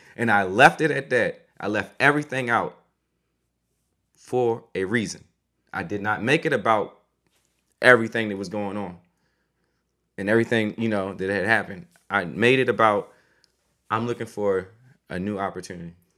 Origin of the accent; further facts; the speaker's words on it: DMV, United States; moved away as an adult; also born or lived in Syracuse; A lot of people from my hometown, a lot of football players, a lot of people from the area, the D N V